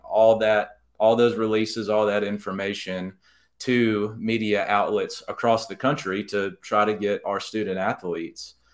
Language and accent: English; Jasper, Alabama, United States; moved away as an adult; also born or lived in Mobile, Alabama; now in Birmingham, United States; my dad was actually the executive editor at my hometown newspaper in Jasper, the Daily Mountain Eagle